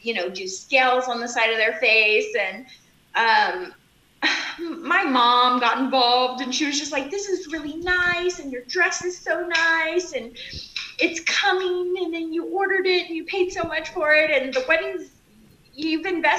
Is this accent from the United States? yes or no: yes; South Texas, United States; I grew up in South Texas